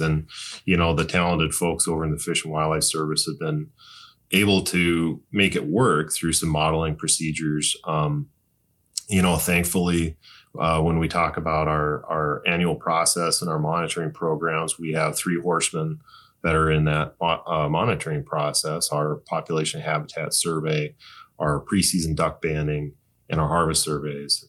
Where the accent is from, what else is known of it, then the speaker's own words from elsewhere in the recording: North Dakota, United States; I grew up in North Dakota